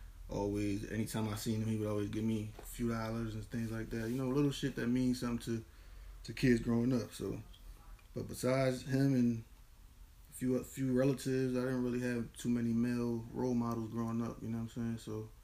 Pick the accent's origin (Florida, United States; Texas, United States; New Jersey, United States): New Jersey, United States; Camden; coming from Camden, I was born in Camden, definitely a Camden dude to the core.